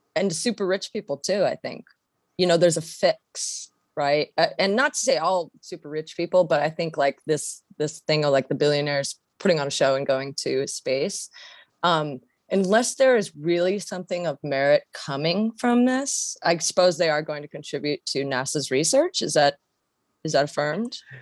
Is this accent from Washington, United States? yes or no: yes; Washington, United States; moved away; I'm from Washington State originally